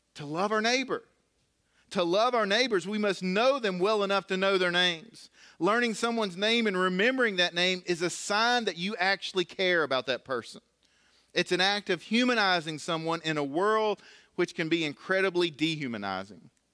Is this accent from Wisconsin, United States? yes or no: no; Galax, Virginia, United States; I grew up here in Galax